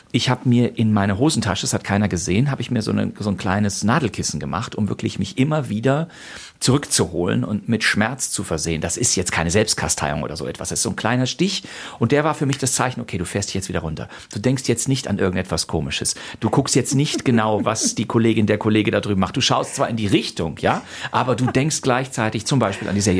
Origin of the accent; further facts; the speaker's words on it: Rhineland, Germany; Den gibt es im Rheinland, wo ich herkomme, nicht. Also selbst wenn bei uns mal ein paar Leute Kölsch sprechen, dann ist das vielleicht gerade mal ganz lustig